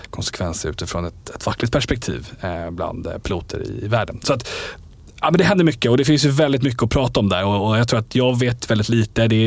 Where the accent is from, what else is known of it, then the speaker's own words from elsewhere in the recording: Falun, Dalarna County, Sweden; Jag är från Falun.